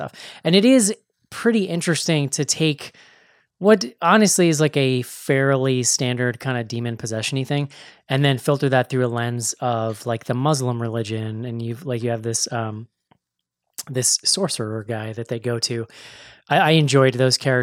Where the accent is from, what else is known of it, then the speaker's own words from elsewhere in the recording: United States; as an American